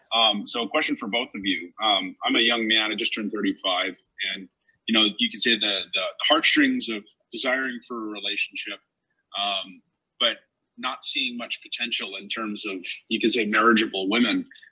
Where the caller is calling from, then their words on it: Los Angeles, California, United States; I'm calling in from Los Angeles.